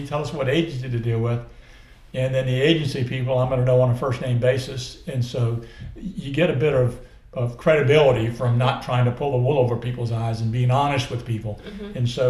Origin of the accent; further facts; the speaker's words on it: Colonial Beach, Virginia, United States; So I'm literally from Colonial Beach, which is all the way on the other side of the state, on the near Fredericksburg on the Potomac River